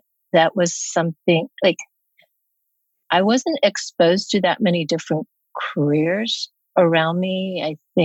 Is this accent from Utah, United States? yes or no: no; Cincinnati, Ohio, United States; born or raised there; also born or lived in South Korea